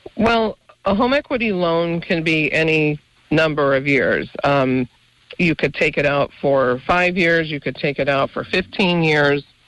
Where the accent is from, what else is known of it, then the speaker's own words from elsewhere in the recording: Mountain Top, Pennsylvania, United States; I grew up in Mountaintop